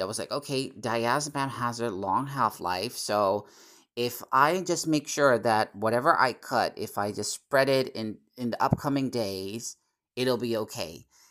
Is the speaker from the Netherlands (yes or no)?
yes; Netherlands; English is a second language; my fellow countrymen and women